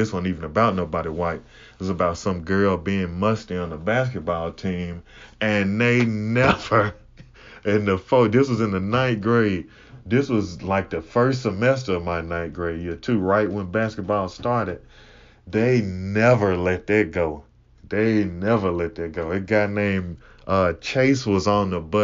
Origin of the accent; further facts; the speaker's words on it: Huntsville, Alabama, United States; also born or lived in Mississippi; I'm originally from Mississippi, but I grew up in Alabama. I grew up in the northern half of Alabama